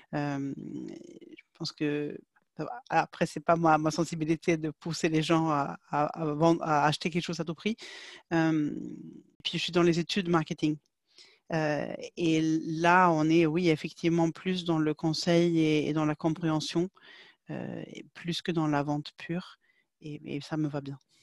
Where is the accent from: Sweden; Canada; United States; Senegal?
Sweden; French is a second language; moved away as an adult; now in France; je viens de Suède.